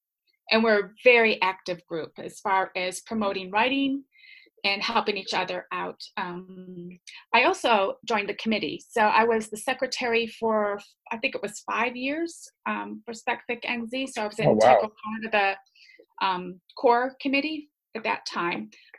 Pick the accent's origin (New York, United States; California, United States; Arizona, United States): New York, United States; moved away as an adult; now in Hamilton, New Zealand; Originally, I'm from New York in America. I've been in New Zealand for 15 years.